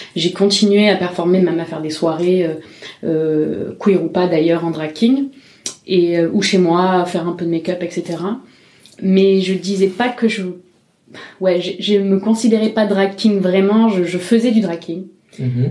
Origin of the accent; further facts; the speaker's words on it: Marseille, Provence-Alpes-Côte d'Azur, France; moved away as an adult; now in Montpellier, France; Moi, je viens de Marseille